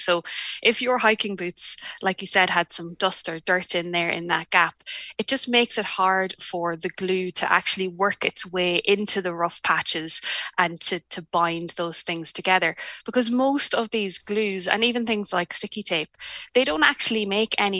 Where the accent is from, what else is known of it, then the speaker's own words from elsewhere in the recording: Ireland; moved away as an adult; now in New Zealand; I'm Irish and moved here in 2016